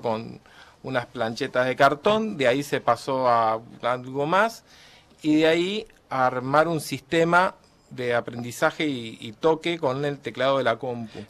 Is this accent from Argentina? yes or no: yes; Argentina; somos argentinos